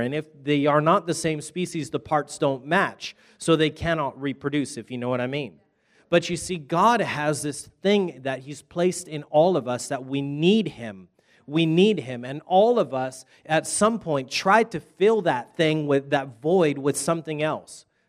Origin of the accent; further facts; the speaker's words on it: Hawaii, United States; I'm from Hawaii, but I was just in Texas, and now I'm back over here